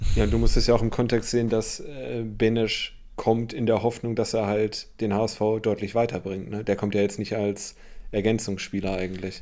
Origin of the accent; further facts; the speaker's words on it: Bremen, Germany; ich als Bremer